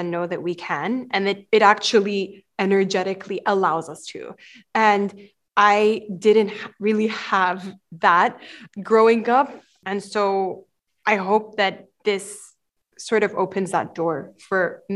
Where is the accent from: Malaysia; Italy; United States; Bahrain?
Bahrain; moved away; I was born and raised in Bahrain, and I'm half Egyptian, half Palestinian